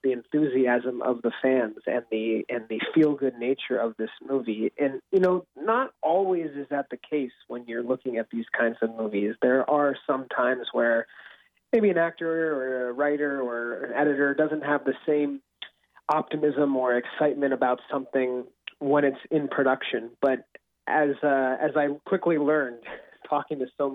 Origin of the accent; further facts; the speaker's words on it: Seattle, Washington, United States; I grew up in Seattle for most of my life